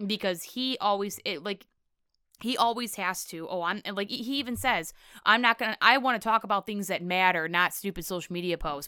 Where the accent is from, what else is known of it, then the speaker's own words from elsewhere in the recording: Canada; accent: Midwestern Canadian; moved away; also born or lived in Florida Panhandle; I have this Midwestern Canadian accent